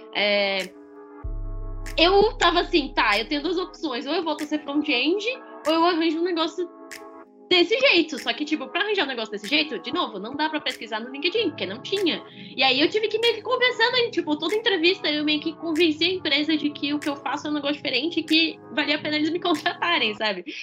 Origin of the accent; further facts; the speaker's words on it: São Paulo, Brazil; eu sou de São Paulo